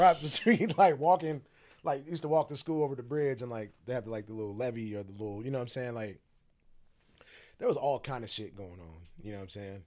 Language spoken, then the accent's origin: English; Sacramento, California, United States; moved away; also born or lived in Phoenix, Arizona; I grew up in the Strawberry Manors